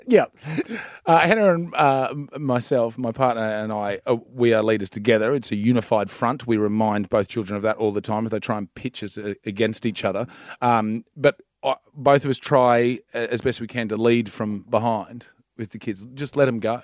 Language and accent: English; Central Queensland, Australia; I'm from Central Queensland